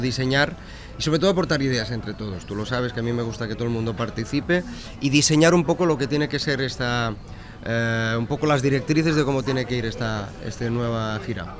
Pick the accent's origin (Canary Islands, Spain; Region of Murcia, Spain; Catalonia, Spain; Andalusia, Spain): Catalonia, Spain; Sabadell; mi ciudad, Sabadell